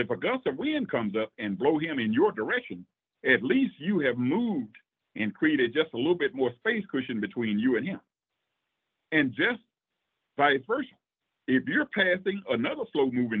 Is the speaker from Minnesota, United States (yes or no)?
no; Louisiana, United States; growing up in Louisiana as a kid